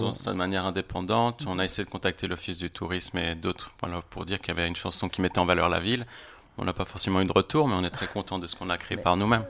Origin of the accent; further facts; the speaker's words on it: Switzerland; je suis moitié chilien, moitié colombien. je suis né en Suisse